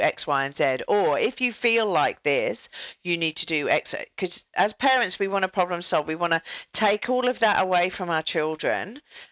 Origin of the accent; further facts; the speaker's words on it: England, United Kingdom; now in Australia; I'm an English person in Australia